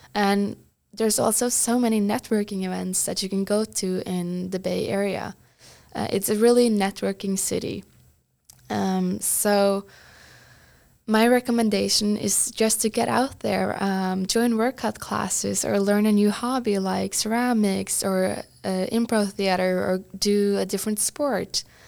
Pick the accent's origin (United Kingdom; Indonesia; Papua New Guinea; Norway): Norway; Trysil, Innlandet; moved away as an adult; also born or lived in Bergen, Norway; now in San Francisco, United States; I'm from Norway's biggest ski resort but tiny village called Trysil